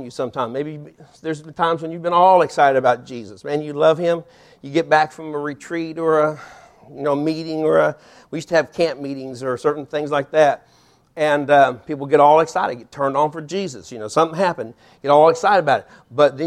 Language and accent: English; Topeka, Kansas, United States; moved away as an adult; now in Alvin, Texas, United States; we grew up in Topeka, Kansas. Sandy grew up in Topeka, Kansas. I moved there when I was about 2 years old